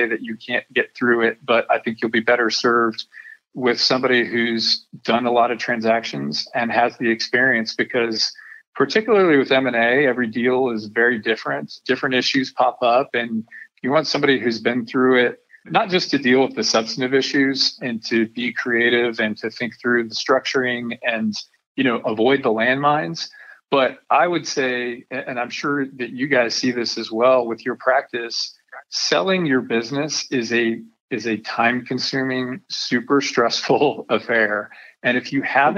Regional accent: Denver, Colorado, United States; now in Texas, United States; I grew up in Denver, Colorado, so that makes me a mountain boy.

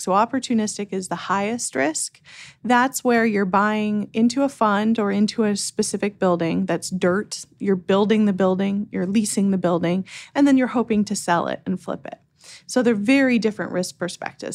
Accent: Canada; moved away as an adult; also born or lived in Vancouver, Canada; now in United States; I'm originally Canadian

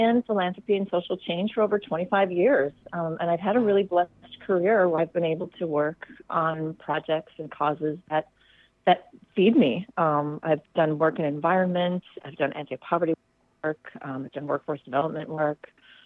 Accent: Minneapolis, Minnesota, United States; moved away as an adult; also born or lived in New York City; I grew up in Minneapolis

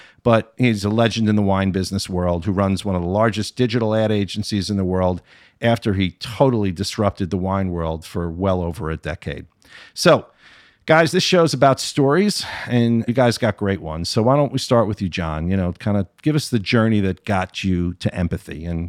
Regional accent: Springfield, New Jersey, United States; In Springfield, New Jersey, my hometown.

